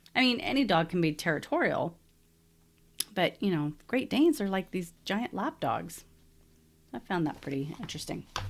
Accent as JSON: {"language": "English", "region": "Texas", "country": "United States", "moved": "as an adult", "lives_now": "Salt Lake City, United States", "said": "I'm originally from Texas"}